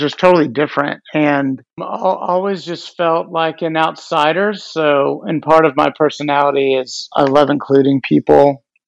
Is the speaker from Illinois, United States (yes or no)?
no; Dallas, Texas, United States; now in New York City, United States; I am based here in New York City. I'm from Dallas